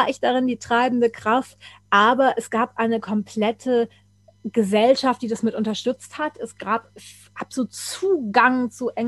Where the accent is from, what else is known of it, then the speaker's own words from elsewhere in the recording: Germany; first language German; Und ich denke, ja, das ist meine Muttersprache.